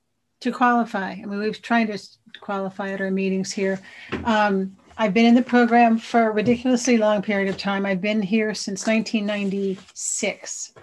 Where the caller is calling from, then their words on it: Sacramento, California, United States; I'm a compulsive overeater. I'm in from Sacramento, so I'm not too far from you guys.